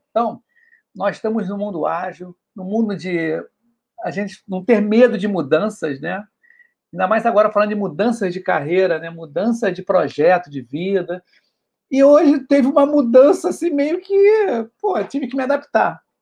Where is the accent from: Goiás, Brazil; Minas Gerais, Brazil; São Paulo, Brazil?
São Paulo, Brazil; eu sou de São Paulo, capital, aqui capital. da Moca.